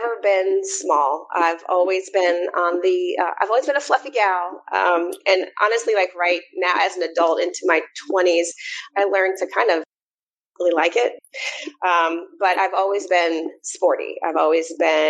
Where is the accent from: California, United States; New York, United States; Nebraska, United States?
Nebraska, United States; Omaha; also born or lived in North Carolina; now in Atlanta, United States; I'm a Midwesterner. I'm originally from Omaha, Nebraska